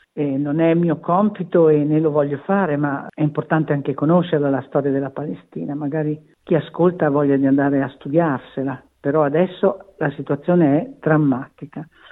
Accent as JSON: {"language": "Italian", "town": "Verona", "region": "Veneto", "country": "Italy", "said": "io sono di Verona"}